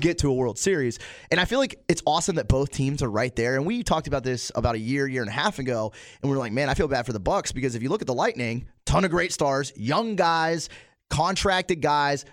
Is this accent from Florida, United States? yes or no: yes; Plant City, Florida, United States; also born or lived in Pittsburgh / Town 'n' Country; we're from Plant City